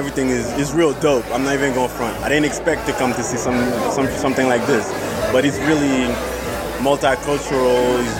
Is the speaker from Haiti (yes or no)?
yes; Haiti; moved away as an adult; also born or lived in New York; now in Tennessee, United States; I'm from Haiti.